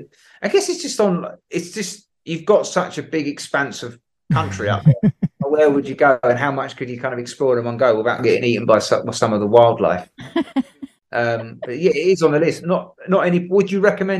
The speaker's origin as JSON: {"language": "English", "region": "London", "country": "United Kingdom", "said": "I'm from London. We don't have any ridges in London."}